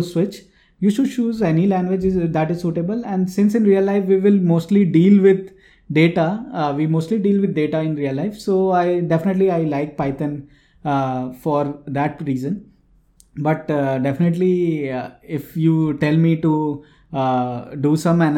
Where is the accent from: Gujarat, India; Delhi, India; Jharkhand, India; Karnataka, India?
Jharkhand, India; Jamshedpur; So I'm from Jamshedpur.